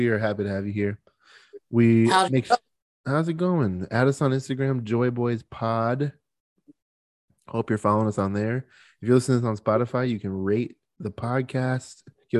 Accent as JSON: {"language": "English", "region": "Arizona", "country": "United States", "said": "We're from Arizona."}